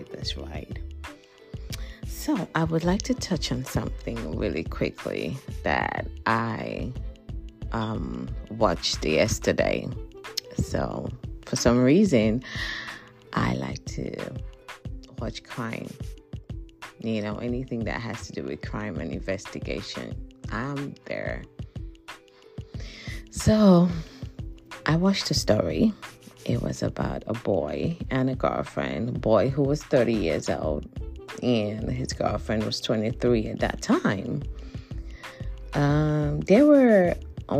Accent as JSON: {"language": "English", "country": "Nigeria", "moved": "yes", "said": "I am from Nigeria originally."}